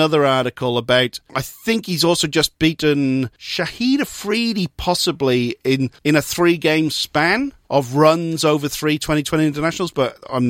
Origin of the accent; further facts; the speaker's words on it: Newport, Wales, United Kingdom; I'm from Newport as well.